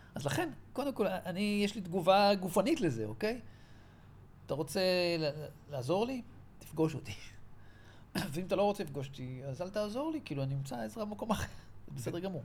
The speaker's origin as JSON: {"language": "Hebrew", "country": "Israel", "tie": "born or raised there", "said": "גדלתי בקיבוץ של השומר הצעיר"}